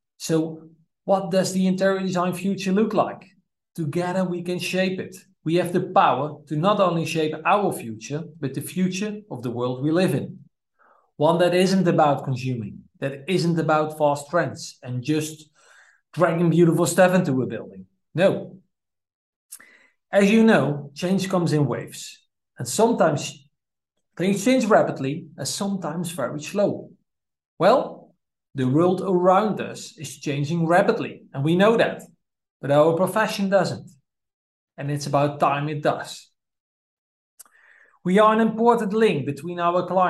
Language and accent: English; Netherlands; from the Netherlands